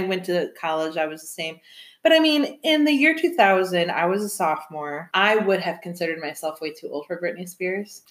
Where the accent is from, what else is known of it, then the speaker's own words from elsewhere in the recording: Michigan, United States; now in Chicago, United States; I'm from Michigan